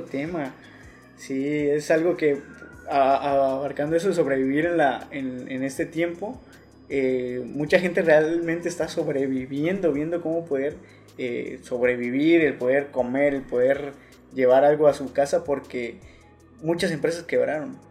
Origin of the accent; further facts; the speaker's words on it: Mexico; como mexicanos más que nada sabemos salir adelante